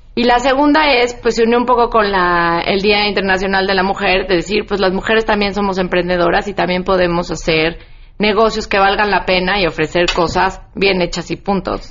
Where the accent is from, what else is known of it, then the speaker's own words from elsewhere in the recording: Mexico; Somos mujeres mexicanas